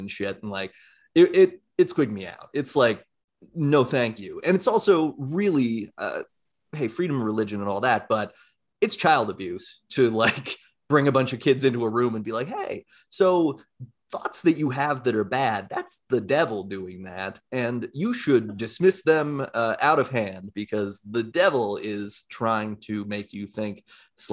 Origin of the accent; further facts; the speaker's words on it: Castle Rock, Colorado, United States; I grew up in Castle Rock, which is a very conservative community in Colorado.